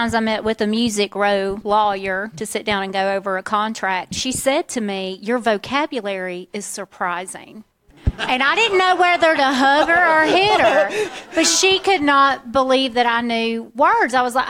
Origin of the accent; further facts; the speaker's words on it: central inland Florida, United States; accent: Southern; also born or lived in Waycross, Georgia; now in Tennessee, United States; having come up in central inland Florida, which is just about as ratchet redneck as you can get. And then I moved north to Waycross, Georgia, and I went to Georgia Southern.